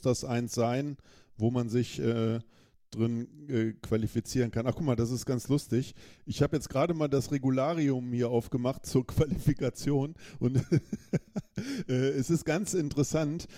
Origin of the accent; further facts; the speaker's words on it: Germany; als Deutscher in Deutschland